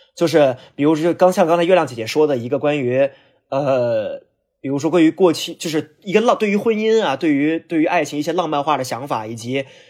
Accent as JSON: {"language": "Chinese", "town": "Hulunbuir", "region": "Inner Mongolia", "country": "China", "tie": "born or raised there", "also_born_or_lived": "Beijing", "moved": "yes", "said": "因为呼伦贝尔是我老家"}